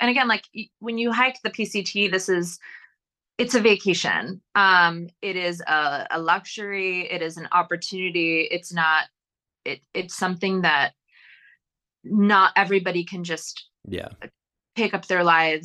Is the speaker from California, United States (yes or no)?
no; New York, United States; moved away; I grew up in New York State and that's where I lived at the time.